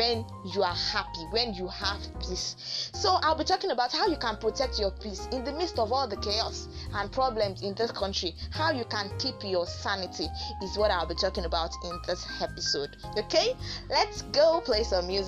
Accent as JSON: {"language": "English", "country": "Nigeria", "said": "being a Nigerian"}